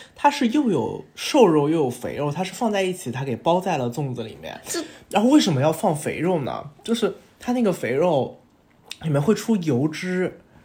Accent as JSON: {"language": "Chinese", "region": "Shanghai", "country": "China", "tie": "born or raised there", "said": "我是上海长大的嘛"}